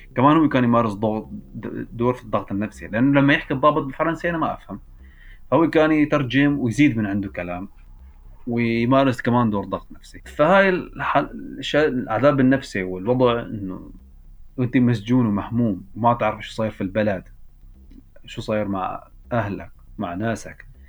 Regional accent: Idlib Governorate, Syria; moved away as an adult; also born or lived in Belgium; عندنا في سوريا

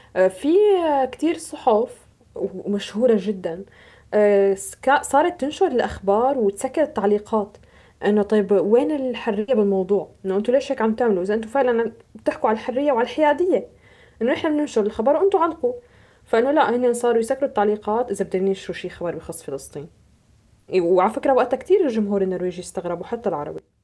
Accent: Syria; نحن كسوريين

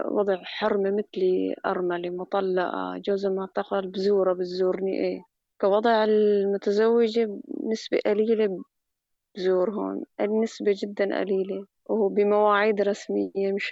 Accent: Aleppo, Aleppo Governorate, Syria; now in Idlib, Syria; يعني نزحنا نحن من حلب لهون على إدلب ريف إدلب

